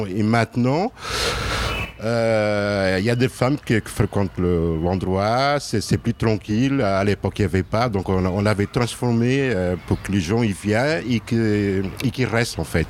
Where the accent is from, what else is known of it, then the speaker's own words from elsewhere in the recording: Lisbon, Portugal; moved away as an adult; also born or lived in Burgundy; now in Lyon, France; je suis né à Lisbonne. Euh, ça fait dix ans que je suis à Lyon.